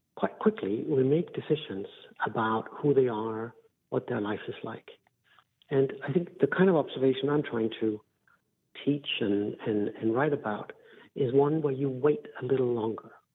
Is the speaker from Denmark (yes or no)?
yes; Denmark; I'm from Denmark in Northern Europe